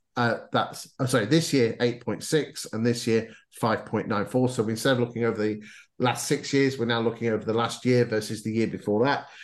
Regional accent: Lincolnshire, East Midlands, United Kingdom; I come from Lincolnshire, so we don't use posh words

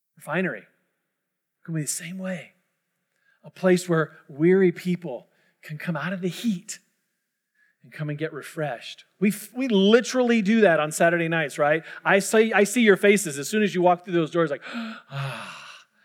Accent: Orange County, California, United States; moved away; I'm from Orange County.

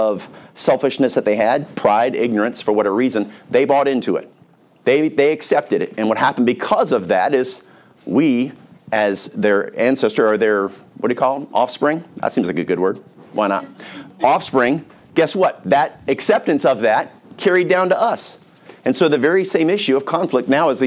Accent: North Carolina, United States; I grew up in North Carolina

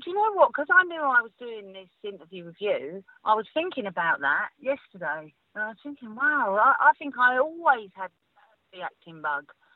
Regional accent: London, United Kingdom; accent: Cockney; being a Cockney

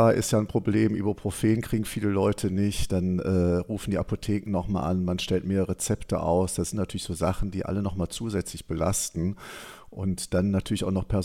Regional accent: Cologne, North Rhine-Westphalia, Germany; wir kennen das ja als Kölner

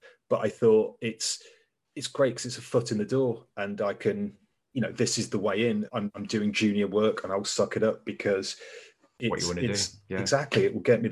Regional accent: Leicester, East Midlands, United Kingdom; moved away as an adult; now in London, United Kingdom; we grew up in Leicester

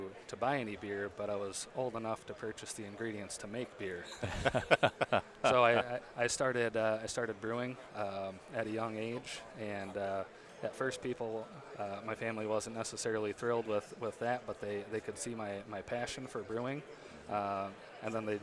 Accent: West Union, Iowa, United States; I'm originally from West Union, Iowa, so about 30 miles south of Decorah

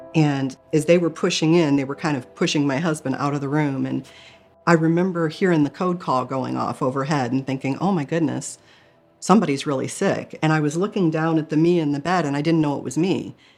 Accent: Michigan, United States; I grew up in Michigan

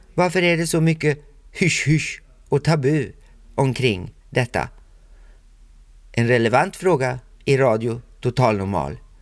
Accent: Sweden; jag är ju själv svensk

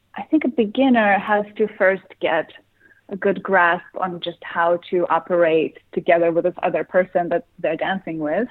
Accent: Russia; moved away; growing up in Russia

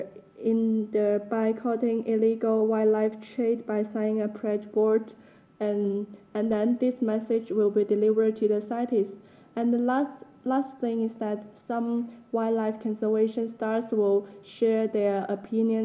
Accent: Guangzhou, Guangdong, China; now in Nairobi, Kenya; I'm from China, Guangzhou, and now I'm working in China House

